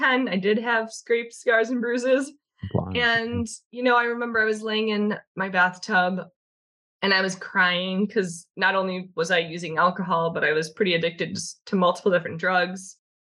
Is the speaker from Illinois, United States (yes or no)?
yes; Chicago, Illinois, United States; I'm from Chicago. I was born and raised here, left for a short amount of time and came back.